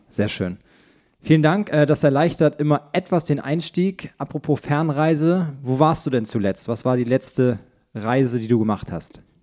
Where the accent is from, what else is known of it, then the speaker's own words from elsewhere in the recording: Schwarzenbek, Schleswig-Holstein, Germany; wir Schwarzenbeker würden wahrscheinlich auch von, eine Kleinstadt ist es nicht